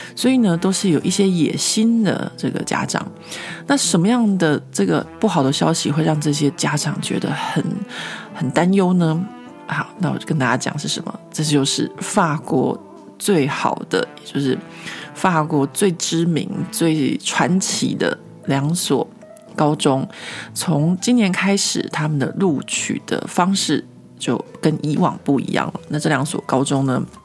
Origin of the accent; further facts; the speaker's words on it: Taiwan; moved away as an adult; now in Paris, France; 就是身为一个台湾人